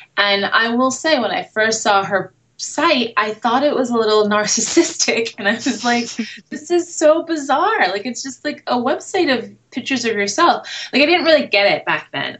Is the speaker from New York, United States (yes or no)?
yes; New York City, New York, United States; moved away as an adult; now in Los Angeles, United States; I grew up in the city. I grew up in Brooklyn and Manhattan